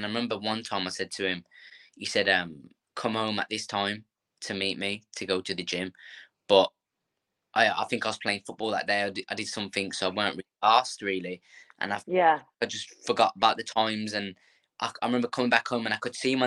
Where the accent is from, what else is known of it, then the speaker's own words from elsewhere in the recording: Birmingham, West Midlands, United Kingdom; we was brought up in Birmingham